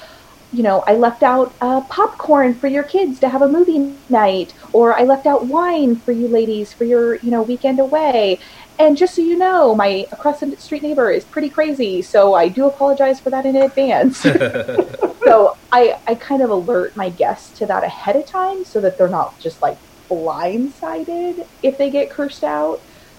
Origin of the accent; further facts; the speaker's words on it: Houston, Texas, United States; this week it's my sister's family's from Montana, we're from Houston, and we're meeting here in Portland to hang out.